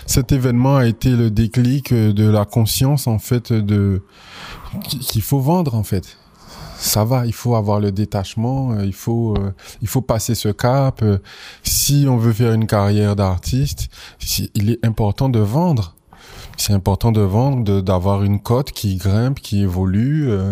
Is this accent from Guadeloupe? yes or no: yes; Guadeloupe; moved away as an adult; also born or lived in Paris; je suis originaire de la Guadeloupe, je suis né en Guadeloupe, j'ai grandi en Guadeloupe, j'y ai fait ma scolarité.